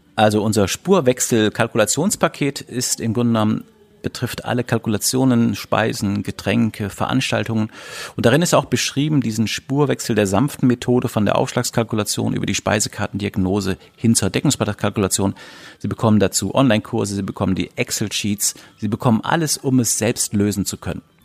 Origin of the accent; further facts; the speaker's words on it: Germany; bei uns in Deutschland